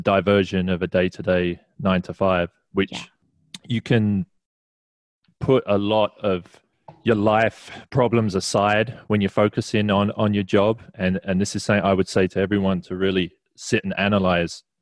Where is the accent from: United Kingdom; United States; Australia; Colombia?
United Kingdom; England; There's a little bit of culture in that too, being English.